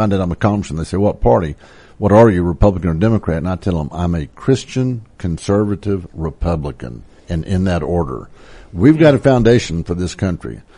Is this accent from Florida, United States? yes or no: no; Texas, United States; I'm from Texas